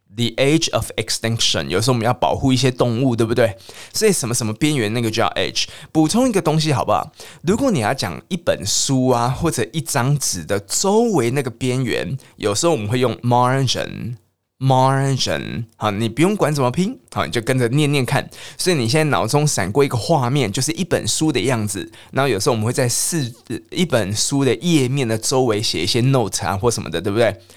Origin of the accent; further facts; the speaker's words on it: Taiwan; 因为我台湾人或者是我啊